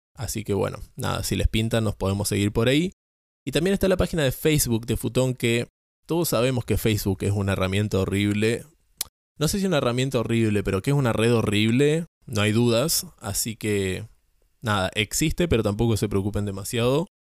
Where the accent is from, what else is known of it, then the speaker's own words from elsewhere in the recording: San Antonio Este, Río Negro, Argentina; now in Córdoba, Argentina; me vine a pasar las vacaciones a mi pueblo